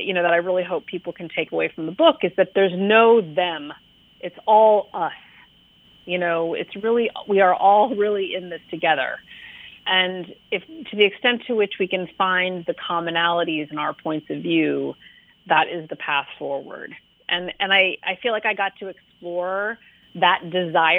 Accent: California, United States; moved away as an adult; also born or lived in New York / Connecticut; now in Massachusetts, United States; I grew up in California, and I've lived on the East Coast of most of my adult life. I lived in New York and Connecticut, and now I live

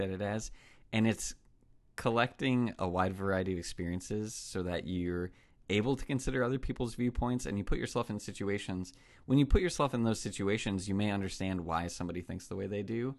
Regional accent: United States; as an American

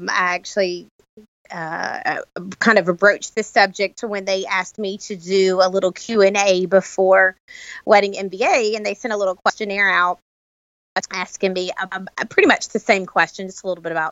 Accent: Birmingham, Alabama, United States; I am from Birmingham, Alabama.

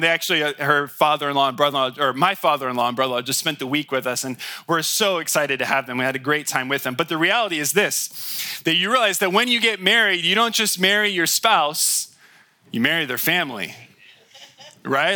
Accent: United States

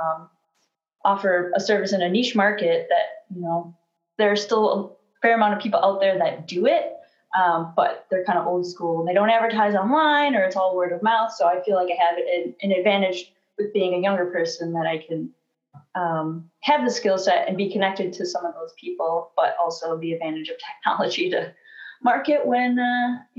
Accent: Sheboygan, Wisconsin, United States; now in Rochester, United States; came to Sheboygan, my hometown in Wisconsin

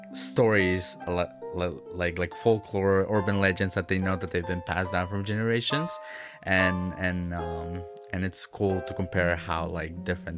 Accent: Ciudad Juárez, Chihuahua, Mexico; I was born in Ciudad Juarez, Mexico, right across from El Paso, Texas. But my family is from different parts of Mexico. My dad is from Veracruz, Orizaba, so it's like a beach town, and my mom is like more towards the center of Mexico.

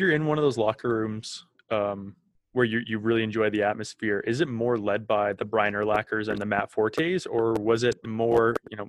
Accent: Calgary, Alberta, Canada; I'm from Calgary

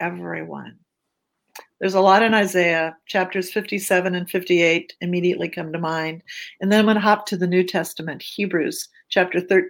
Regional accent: Germany; now in United States; I was born in Germany. I lived in a little town. I'm a refugee, an immigrant to the United States.

